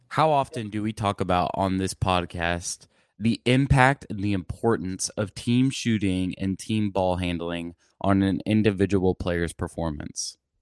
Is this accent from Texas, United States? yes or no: yes; Plano, Texas, United States; Plano, Texas, my hometown